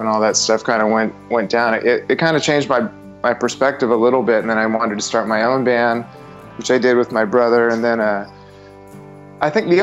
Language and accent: English; Phoenix, Arizona, United States; moved away as an adult; I was born and raised in Phoenix, Arizona, in the desert